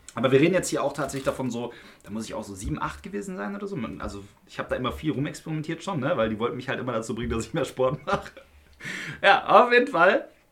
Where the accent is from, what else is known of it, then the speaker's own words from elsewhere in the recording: Unna, North Rhine-Westphalia, Germany; Unna Lünern, ja, damit ihr mal wisst, wo ich herkomme